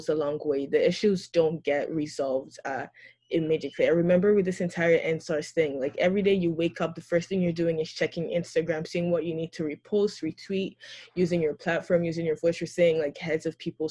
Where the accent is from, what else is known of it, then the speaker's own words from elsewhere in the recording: Nigeria; As a Christian, especially one from Nigeria